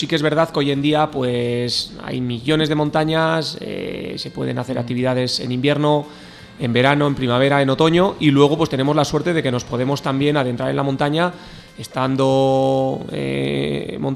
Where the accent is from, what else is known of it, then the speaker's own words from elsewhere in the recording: Barakaldo, Basque Country, Spain; now in Benasque Valley, Spain; nací en Baracaldo